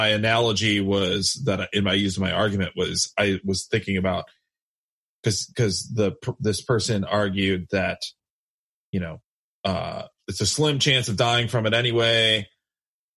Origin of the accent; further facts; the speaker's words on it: United States; I love that I'm an American